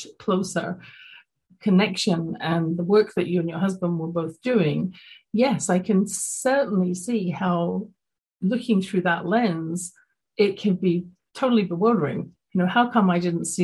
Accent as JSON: {"language": "English", "region": "London", "country": "United Kingdom", "tie": "born or raised there", "moved": "yes", "said": "growing up in London, England"}